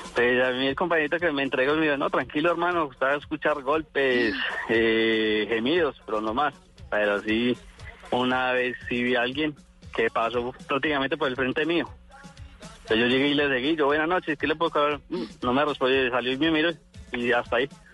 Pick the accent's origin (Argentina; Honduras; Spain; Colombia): Colombia; Armenia, Quindío; yo fui criado aquí en Armenia